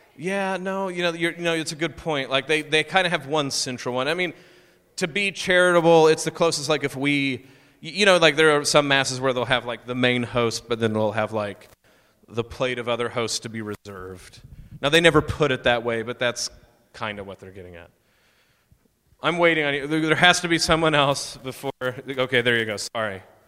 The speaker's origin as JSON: {"language": "English", "region": "Oklahoma", "country": "United States", "tie": "born or raised there", "also_born_or_lived": "Pretty Prairie, Kansas", "moved": "yes", "said": "I grew up in Oklahoma, Southern Baptist"}